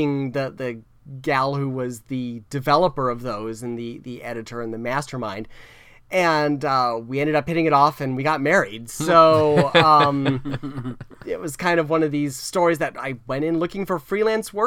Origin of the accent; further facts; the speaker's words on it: South Florida, United States; I grew up in South Florida, which was pretty open-minded as far as that sort of thing.